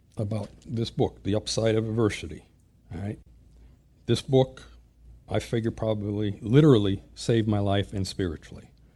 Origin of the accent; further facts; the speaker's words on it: Springfield, Massachusetts, United States; I was born and raised in Springfield, Massachusetts, Western Mass